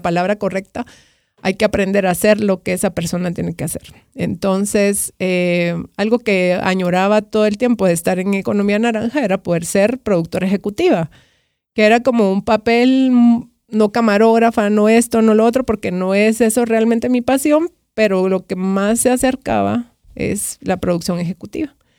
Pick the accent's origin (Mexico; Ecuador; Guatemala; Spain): Guatemala; como guatemaltecos